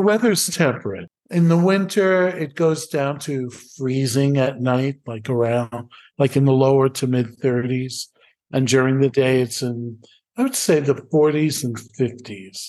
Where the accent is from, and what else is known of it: New York City, New York, United States; moved away as an adult; now in Valfabbrica, Italy